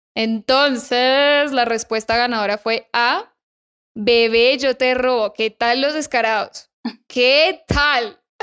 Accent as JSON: {"language": "Spanish", "country": "Colombia", "tie": "born or raised there", "moved": "yes", "lives_now": "Mexico", "said": "en Colombia nos criaron"}